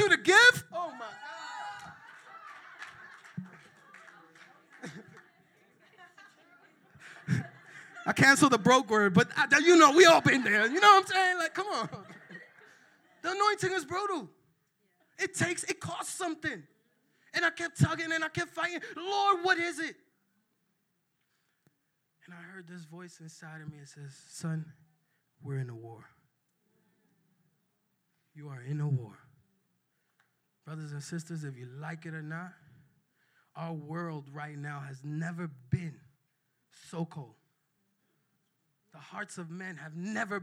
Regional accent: New York, United States; I'm from New York and I'm Dominican

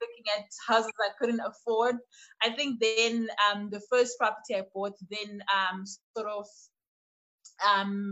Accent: Port Elizabeth, Eastern Cape, South Africa; moved away as an adult; now in Grahamstown, South Africa; Born and bred in Port Elizabeth, raised by three wonderful women

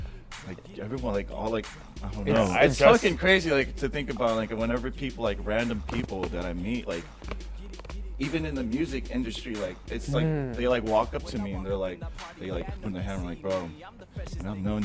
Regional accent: San Diego, California, United States; Maybe it's because I grew up in the North County, not the fucking down south.

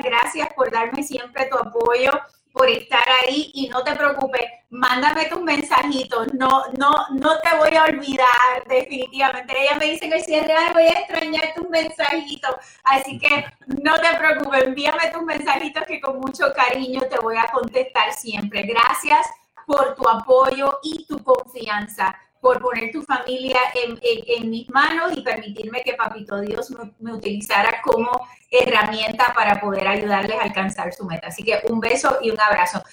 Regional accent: Puerto Rico; moved away; yo soy puertorriqueña y de pura cepa. Lo que pasa es que llevo muchos años acá

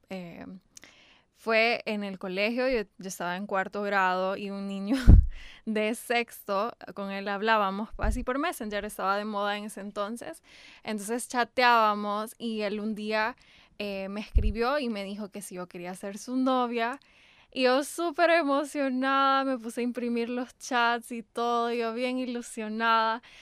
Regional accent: El Salvador; así fue como vine a dar aquí a El Salvador y como dijiste, aquí me crié y me considero salvadoreña.

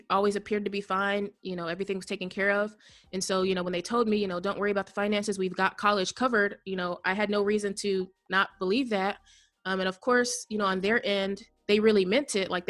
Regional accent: Indiana, United States; I am from the United States in a state called Indiana.

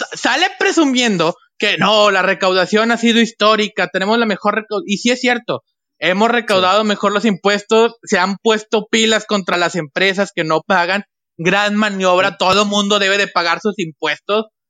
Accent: Mexico; como mexicano

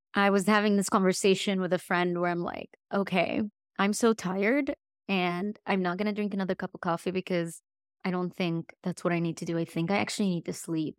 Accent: Egypt; now in Dallas, United States; I'm not from Texas. I'm from Egypt.

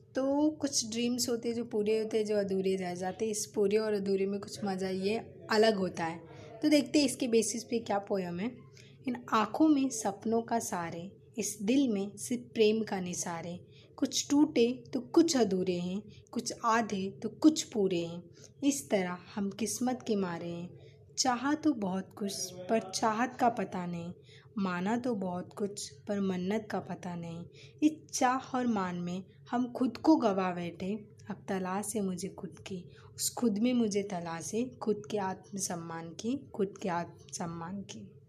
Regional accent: Mumbai, Maharashtra, India; मैं मुंबई से बिलोंग करती हूँ मैं मुंबई शहर की रहने वाली हूँ

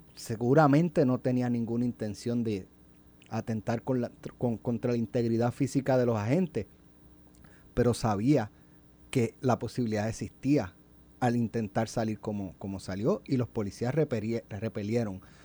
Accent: Jayuya, Puerto Rico; also born or lived in Utuado; yo nací en Utuado y yo me crié en Jayuya

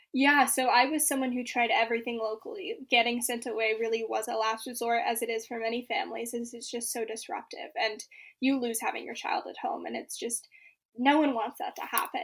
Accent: Bay Area, California, United States; I'm from the Bay Area

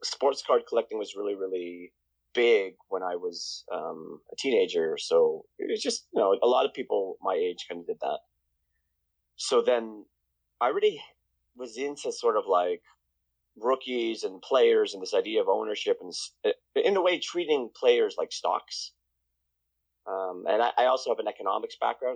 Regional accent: Toronto, Ontario, Canada; also born or lived in Bahamas / London, Ontario; I grew up in Toronto. I mean, I was born in Toronto, and then we moved to the Bahamas.

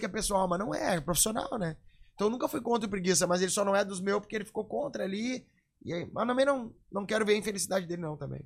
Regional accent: Rio Grande do Sul, Brazil; eu sou gaúcho aqui, já vou dizer, ó. Moro no Rio Grande do Sul

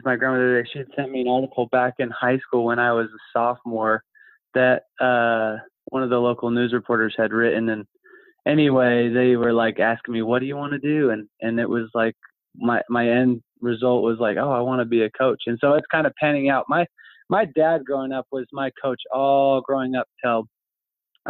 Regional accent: Orem, Utah, United States; I grew up in Orem, Provo area here in Utah

